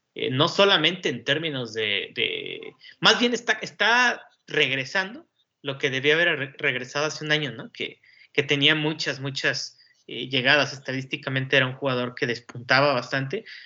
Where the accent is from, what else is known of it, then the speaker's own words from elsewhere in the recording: Mexico; los que somos mexicanos